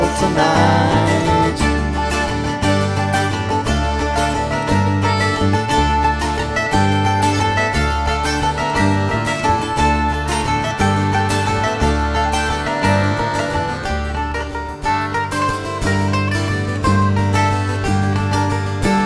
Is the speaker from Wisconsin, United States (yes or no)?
yes; near Lake Mills, Wisconsin, United States; I grew up near Lake Mills.